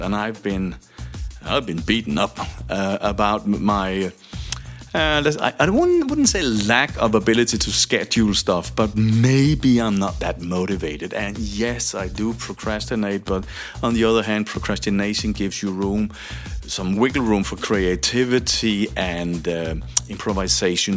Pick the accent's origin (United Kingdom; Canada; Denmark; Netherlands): Denmark; I'm from Denmark